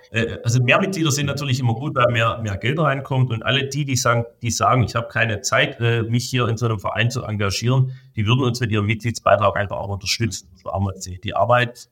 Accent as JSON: {"language": "German", "country": "Germany"}